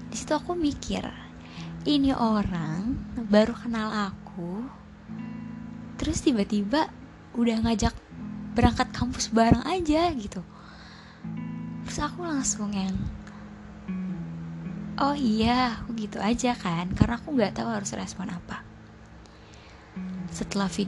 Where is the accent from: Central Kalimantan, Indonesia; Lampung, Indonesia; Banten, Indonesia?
Banten, Indonesia; Tangerang; terus kamu nanya asalnya dari mana terus aku jawab dari Tangerang